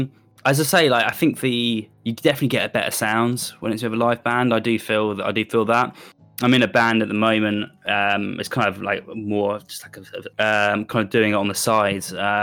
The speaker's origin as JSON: {"language": "English", "region": "South East England", "country": "United Kingdom", "tie": "born or raised there", "lives_now": "Bristol, United Kingdom", "said": "Yeah, so I grew up just outside just outside London, which is a really nice town. But then I went to, I got about 2010, I moved to Bristol."}